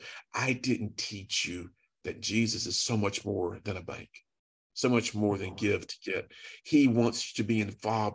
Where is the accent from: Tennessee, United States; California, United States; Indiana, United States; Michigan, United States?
Tennessee, United States; Chattanooga; I'm from Chattanooga